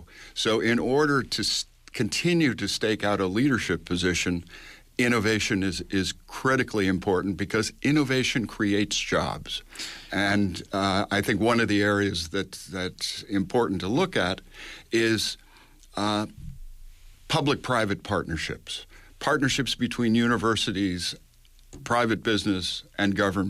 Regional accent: New York, United States; I come from New York, and one of the most interesting things going on in New York right now is a project called Silicon Island

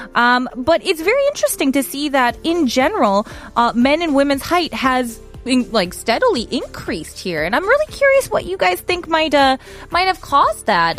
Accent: United States; moved away; I'm American

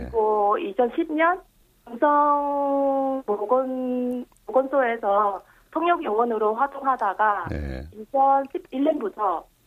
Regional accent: Vietnam; Korean is a second language; moved away as an adult; now in Yeosu, South Korea; 제가 태어났던 베트남 국적은 포기했는데요

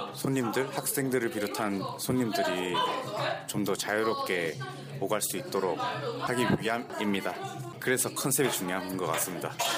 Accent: Busan, South Korea; now in Seoul, South Korea; 제가 고향이 부산인데

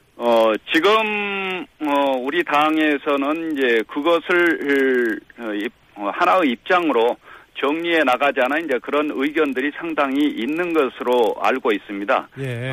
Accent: Gwangju, South Korea; 저도 어, 광주 출신입니다만은

